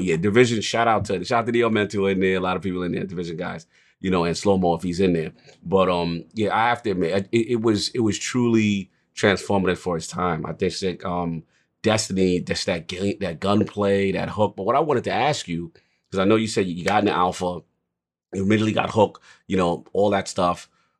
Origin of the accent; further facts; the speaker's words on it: New York, United States; because as a New Yorker, you appreciate it.